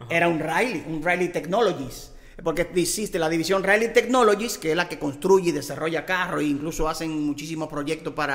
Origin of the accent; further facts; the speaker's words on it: Dominican Republic; nosotros somos eh, dominicanos, dominicanos